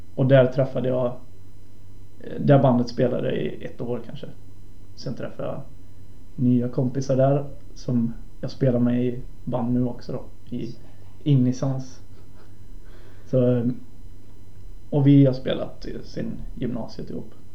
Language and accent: Swedish; Viskafors, Västra Götaland, Sweden; Jag kommer från Viskafors, ett litet samhälle utanför Borås